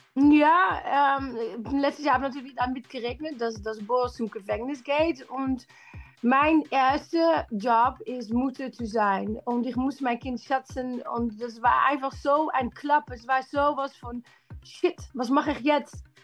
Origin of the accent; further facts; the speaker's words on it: Netherlands; German is a second language; now in London, United Kingdom; ich komme aus Holland